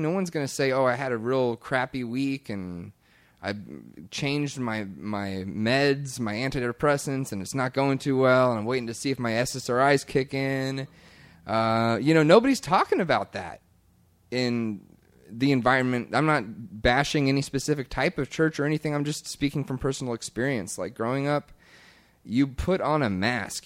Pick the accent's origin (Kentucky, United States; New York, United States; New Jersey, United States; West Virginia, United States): Kentucky, United States; moved away; my home church growing up in Kentucky